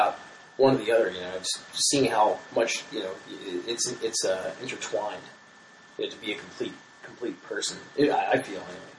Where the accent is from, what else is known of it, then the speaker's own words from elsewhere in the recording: New Jersey, United States; moved away; when I grew up in South Jersey, outside Philly